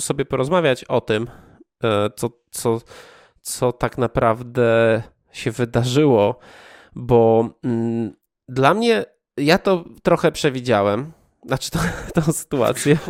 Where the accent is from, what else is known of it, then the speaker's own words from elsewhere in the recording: Poland; wychowaliśmy się już w wolnej Polsce